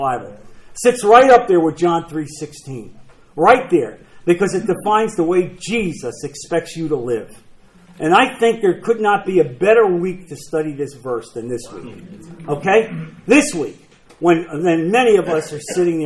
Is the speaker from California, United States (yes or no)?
no; New Jersey, United States; I'm from New Jersey.